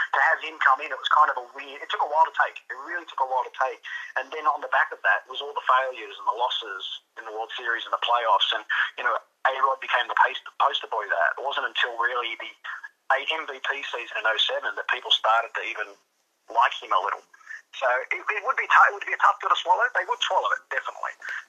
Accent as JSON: {"language": "English", "region": "New South Wales", "country": "Australia", "said": "I'm from New South Wales, where rugby league is the sport, and Queensland as well."}